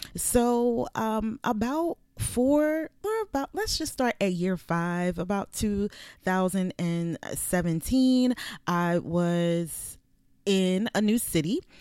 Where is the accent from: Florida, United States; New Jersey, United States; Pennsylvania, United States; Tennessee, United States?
Pennsylvania, United States; Philadelphia; moved away as an adult; now in Virginia, United States; I'm from the city. I'm from Philadelphia. So this was a change for me when I came here in two thousand and fourteen